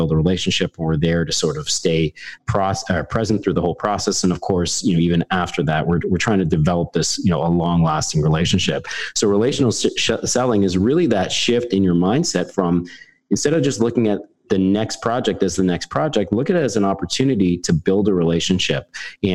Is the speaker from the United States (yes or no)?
no; Canada; I'm a Canadian carpenter turned project manager